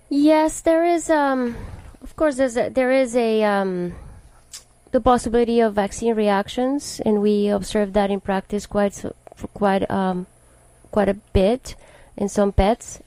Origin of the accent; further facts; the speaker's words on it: Colombia; now in United States; I'm originally from Colombia and I've been here for the past 20 years of my life.